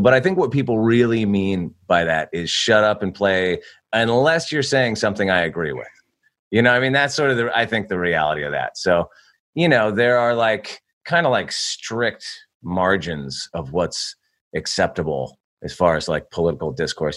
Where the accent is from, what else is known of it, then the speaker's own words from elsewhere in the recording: California, United States; I grew up in California.